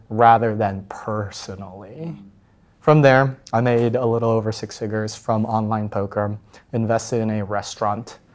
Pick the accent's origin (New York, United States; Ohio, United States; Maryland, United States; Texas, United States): Texas, United States; Plano; grew up in Dallas, and then I was part of this, like, rather competitive suburb